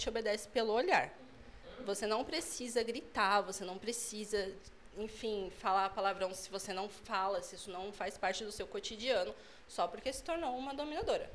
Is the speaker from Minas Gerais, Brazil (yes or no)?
no; São Paulo, Brazil; moved away as an adult; now in Sorocaba, Brazil; eu sou de São Paulo. Eu moro em Sorocaba, vai fazer quatro anos